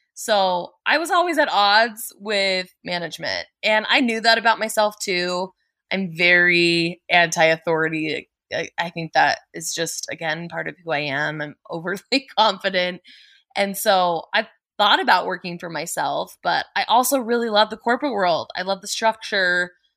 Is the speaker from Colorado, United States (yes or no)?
yes; Colorado, United States; I was born and raised in Colorado